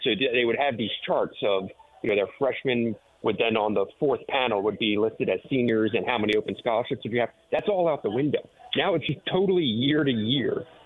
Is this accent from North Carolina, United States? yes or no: no; Philadelphia, Pennsylvania, United States; now in Detroit, United States; I'm from Philadelphia